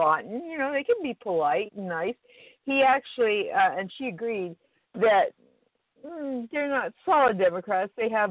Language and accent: English; Idaho, United States; I'm from Idaho.